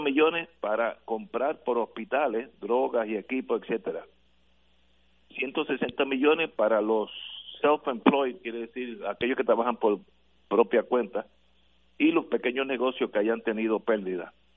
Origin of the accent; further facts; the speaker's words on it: Puerto Rico; como buenos puertorriqueños que somos todos